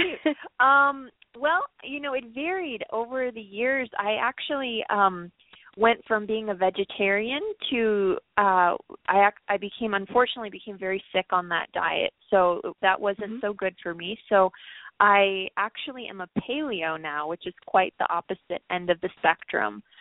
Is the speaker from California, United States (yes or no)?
yes; Los Angeles, California, United States; I grew up in Los Angeles